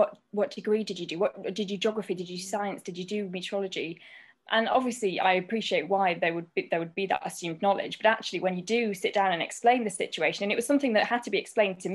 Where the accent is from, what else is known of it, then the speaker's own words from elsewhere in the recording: Grimsby, Yorkshire and the Humber, United Kingdom; I'm born and bred in Grimsby